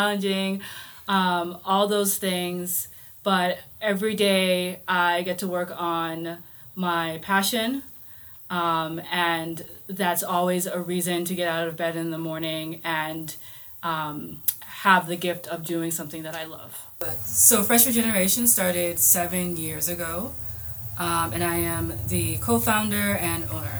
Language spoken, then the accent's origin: English; Boston, Massachusetts, United States; Roxbury, Dorchester, Mattapan. Moved around Boston my entire life.